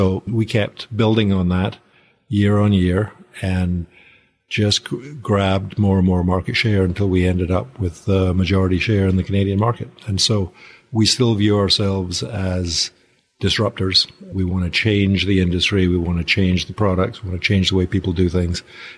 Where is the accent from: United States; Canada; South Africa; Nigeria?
Nigeria; also born or lived in near Glasgow, United Kingdom; Originally near Glasgow, but I grew up out in Nigeria, so the accent tends to go all over the place.